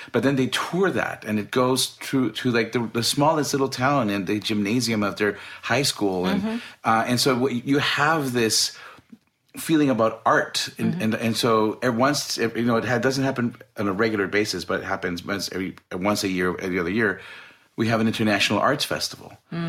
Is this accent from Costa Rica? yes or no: yes; Costa Rica; moved away; I'm from Costa Rica.